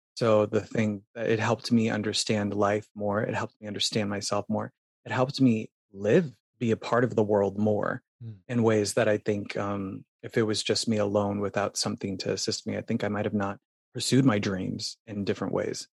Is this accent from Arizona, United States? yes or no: yes; Phoenix, Arizona, United States; moved away as an adult; now in New York City, United States; I'm from Phoenix, and up north we had a cabin in Payson, Arizona